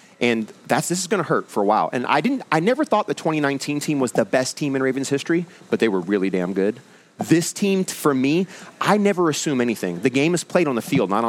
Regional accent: Santa Cruz, California, United States; moved away as an adult; also born or lived in San Diego, California; now in Baltimore, United States; I grew up in Santa Cruz

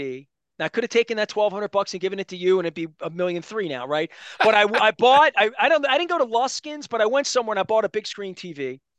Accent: Dundalk, Maryland, United States; I'm a kid from Dundalk that grew up in a little row house

